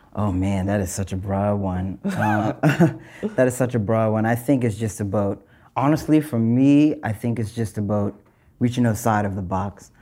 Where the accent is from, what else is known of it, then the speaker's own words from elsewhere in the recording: North Preston, Nova Scotia, Canada; growing up in North Preston, I'm from North Preston